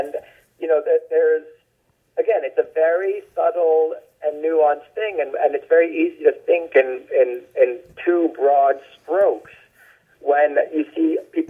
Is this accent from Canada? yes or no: no; Bangkok, Thailand; born there; And then I was born in Bangkok because of that.